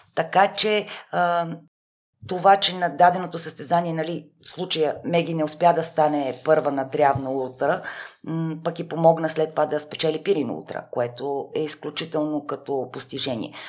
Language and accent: Bulgarian; Sofia, Sofia City, Bulgaria; аз съм от София, т.е. да, родена съм в София, всичките ми роднини са в рамките на 20 км диаметър от София. Ние в Шопско